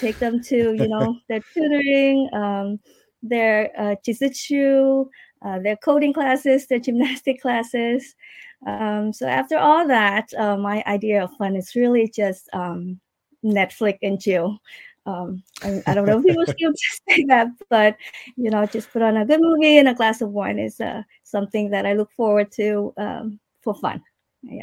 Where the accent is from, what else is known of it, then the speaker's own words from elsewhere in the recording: Iowa, United States; now in Davie, United States; We actually, when I moved to from Iowa, we stay at my aunt in Fort Lauderdale for a while, and then we moved to Davie, and that's where we've been.